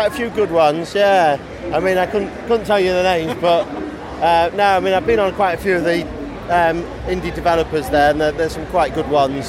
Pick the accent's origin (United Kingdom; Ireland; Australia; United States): United Kingdom; Cleethorpes, Yorkshire and the Humber; I'm from Cleveorps.